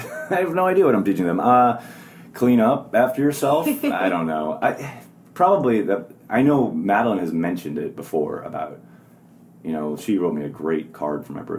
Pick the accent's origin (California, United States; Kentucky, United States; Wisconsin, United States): Wisconsin, United States; now in New York, United States; I always say, like, I was Luke Skywalker and Wisconsin was Tatooine. Like, I couldn't wait to get away.